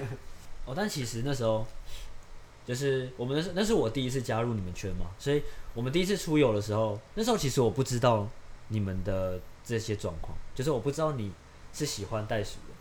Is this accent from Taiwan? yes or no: yes; Yunlin County, Taiwan; 我的老家，就是在云林，然后那就是一个很乡下的乡下